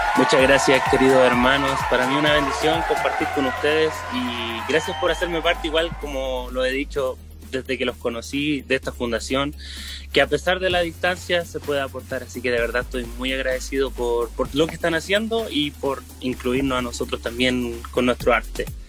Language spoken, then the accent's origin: Spanish; Temuco, Araucanía, Chile; also born or lived in Rancagua; Yo soy del sector de Temuco, porque he estado en, pueblos chicos, pero muy, muy apegados a Temuco, así que siempre ha sido este mi sector